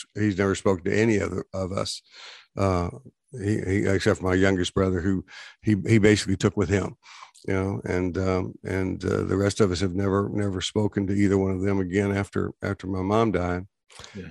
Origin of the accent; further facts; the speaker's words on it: Texas, United States; we grew up in Texas